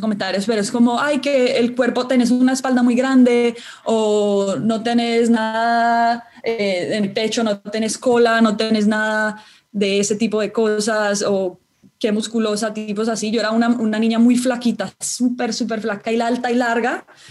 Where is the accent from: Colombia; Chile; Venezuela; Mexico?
Colombia; Cali, Valle del Cauca; soy nacida en Cali, caleñísima